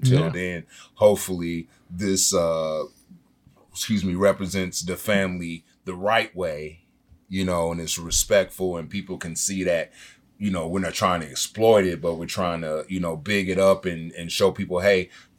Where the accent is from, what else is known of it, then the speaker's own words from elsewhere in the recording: Senegal; Yeah, I'm African. I'm from Senegal.